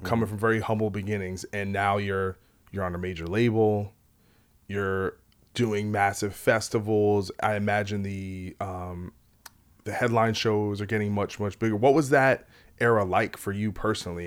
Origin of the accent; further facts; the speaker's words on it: New Jersey, United States; I'm from Jersey